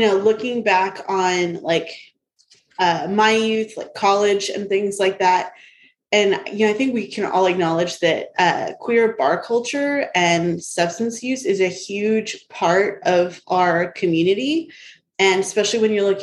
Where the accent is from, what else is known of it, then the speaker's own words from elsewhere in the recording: Sanger, United States; moved away; I grew up in Sanger